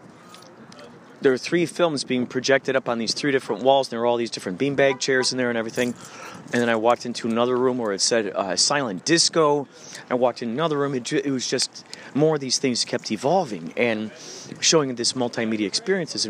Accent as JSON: {"language": "English", "region": "Illinois", "country": "United States", "said": "I'm from Illinois."}